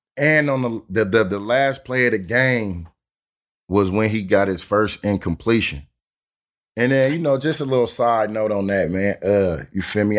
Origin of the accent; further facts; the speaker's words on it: Oakland, California, United States; I'm from North Oakland, straight up, Ice City, represented four hundred